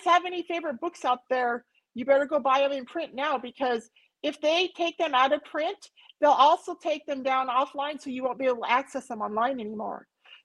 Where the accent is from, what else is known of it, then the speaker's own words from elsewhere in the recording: United States; I grew up near the Canadian border, and we were friends with a lot of Canadians